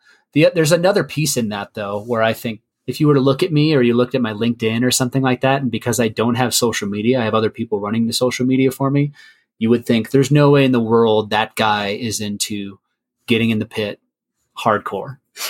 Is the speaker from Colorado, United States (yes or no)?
yes; Colorado, United States; also born or lived in Rio Grande Valley, Texas; So I grew up in Colorado, but I also grew up down in the Rio Grande Valley of South Texas.